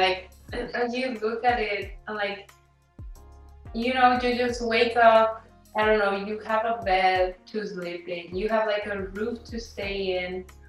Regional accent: Mexico; moved away; growing up in Mexico

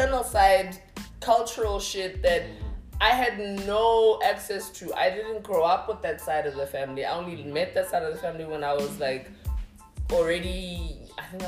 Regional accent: Free State, South Africa; I was born in the Free State

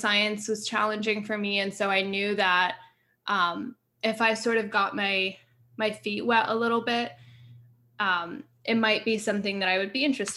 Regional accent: Montreal, Quebec, Canada; now in United States; I grew up in Montreal. I live in the States.

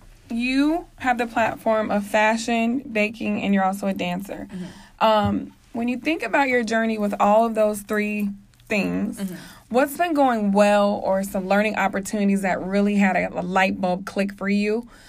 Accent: Kansas, United States; It's kind of ironic because I'm from all over. Like, I'm from Kansas. I've lived all over.

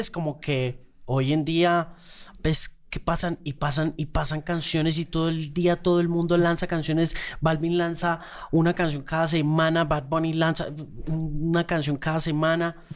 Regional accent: Mexico City, Mexico; Crecimos y nacimos en la, en la Ciudad de México

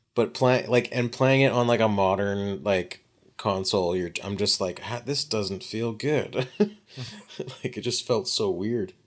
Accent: Canada; we're all just Canadian.

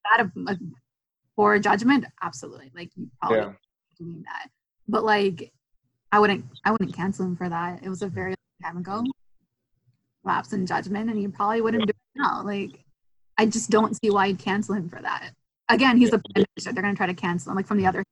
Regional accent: Canada; I'm from Canada.

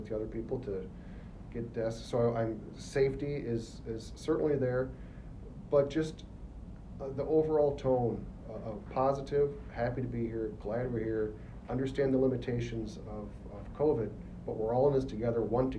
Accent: Upper Peninsula of Michigan, United States; now in Detroit, United States; I grew up in the Upper Peninsula of Michigan, and I love it up there. Oh my, that's my home

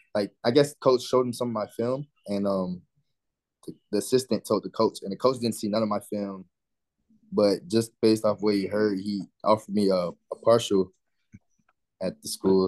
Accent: Orlando, Florida, United States; I grew up in Orlando my whole life

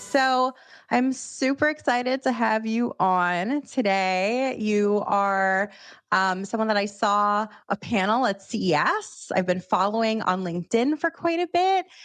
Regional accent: Miami, Florida, United States; now in New York, United States; someone else who's not originally from New York, I'm from Miami

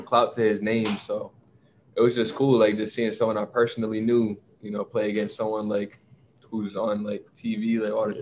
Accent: Providence, Rhode Island, United States; born and raised in Providence

